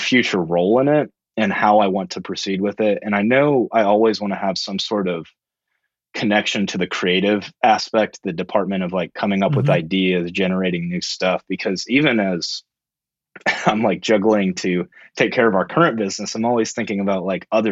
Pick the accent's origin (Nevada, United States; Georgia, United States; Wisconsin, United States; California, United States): Georgia, United States; Roswell; also born or lived in Alabama / Athens, Georgia; I was born in Alabama, but a couple years after, we shortly moved to Georgia around the Atlanta area in the suburbs. So grew up most of the time in the suburbs